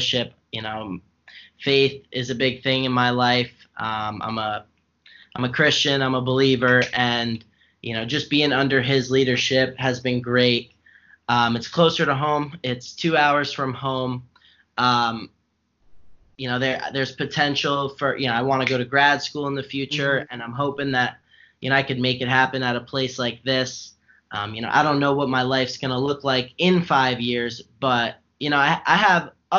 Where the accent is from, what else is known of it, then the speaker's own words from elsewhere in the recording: New Jersey, United States; I'm New Jersey born and bred.